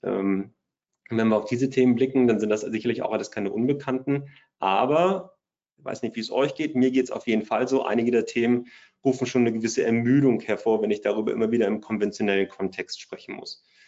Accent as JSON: {"language": "German", "region": "Bremen", "country": "Germany", "said": "ich komme aus der Nähe von Bremen"}